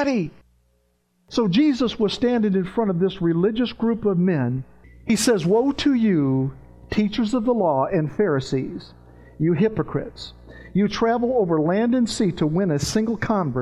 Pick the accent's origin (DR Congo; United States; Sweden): United States; Virginia; also born or lived in Tennessee; I grew up in the South when I was a kid. I was in Virginia. I was running the mountains of Virginia and West Virginia and Tennessee